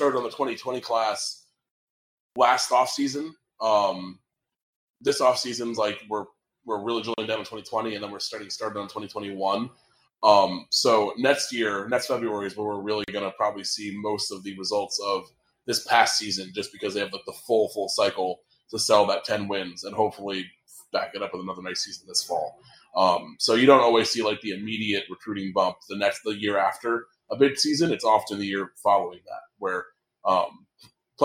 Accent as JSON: {"language": "English", "town": "Stamford", "region": "Connecticut", "country": "United States", "tie": "born or raised there", "moved": "yes", "said": "my hometown of Stamford"}